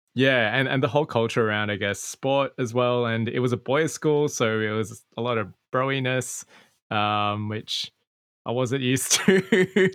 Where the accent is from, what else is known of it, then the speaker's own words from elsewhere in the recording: Sydney, New South Wales, Australia; I grew up in Australia, mm. in mm. a part of Sydney that's quite quote unquote Asian